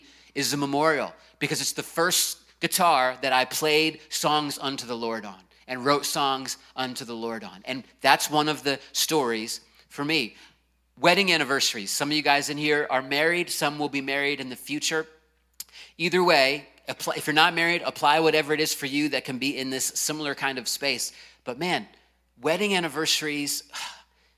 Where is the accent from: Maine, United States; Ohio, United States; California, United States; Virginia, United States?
Virginia, United States; Virginia Beach; the house I grew up in Virginia Beach, Virginia